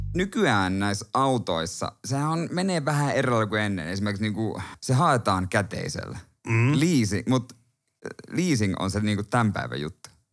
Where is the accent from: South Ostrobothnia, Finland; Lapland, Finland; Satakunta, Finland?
South Ostrobothnia, Finland; Seinäjoki; now in Helsinki, Finland; totta kai mä oon Seinäjoelta